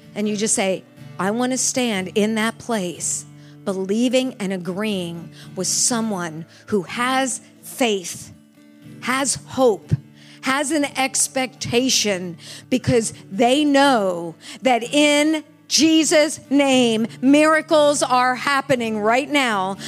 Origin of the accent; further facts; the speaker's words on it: United States; this person from the United States, this little white lady from the United States.